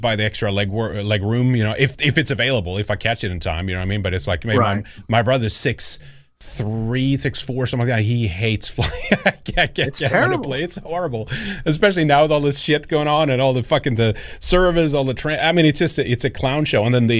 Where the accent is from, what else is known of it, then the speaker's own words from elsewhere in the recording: Sweden; I'm from Sweden. I grew up there and stuff like that.